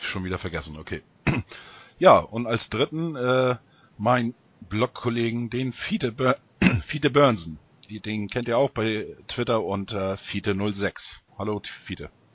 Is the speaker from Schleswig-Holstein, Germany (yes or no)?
yes; Ostholstein, Schleswig-Holstein, Germany; aus meiner Heimat, aus Ostholstein